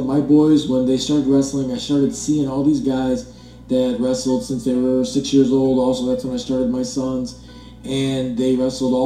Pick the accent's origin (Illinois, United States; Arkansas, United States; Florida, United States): Illinois, United States; Frankfort Square; I've known Jim since we were little kids growing up in Frankfort Square